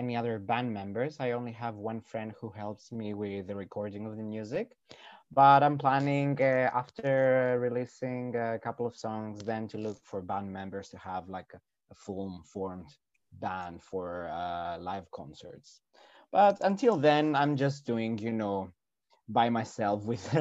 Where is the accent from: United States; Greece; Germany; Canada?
Greece; Karditsa, Thessaly; English is a second language; moved away; I'm from a very, very, very small town that is called Karditsa